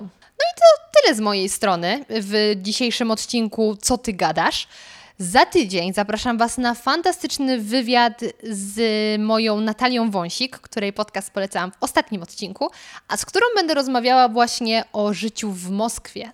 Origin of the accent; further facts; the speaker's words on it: Lower Silesian Voivodeship, Poland; moved away; ja pochodzę z Dolnego Śląska